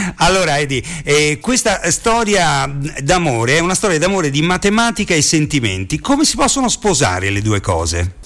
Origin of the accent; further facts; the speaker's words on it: Rome, Lazio, Italy; Essendo io romano